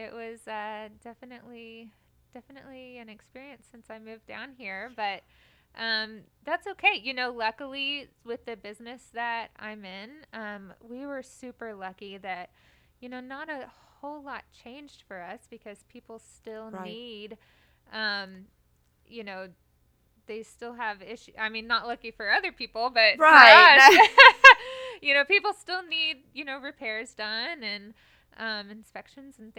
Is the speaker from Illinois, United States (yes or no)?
no; Sachse, Texas, United States; moved away as an adult; now in Buda, United States; A little suburb of Dallas called Sachse that nobody has ever heard